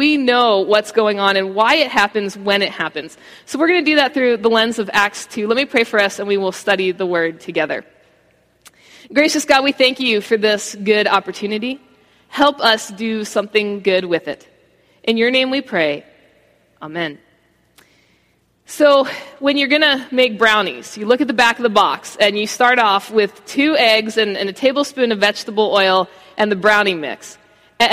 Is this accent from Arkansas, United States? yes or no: no; Baltimore, Maryland, United States; now in Florida, United States; I grew up in Baltimore. That's all I've known for the vast majority of my life.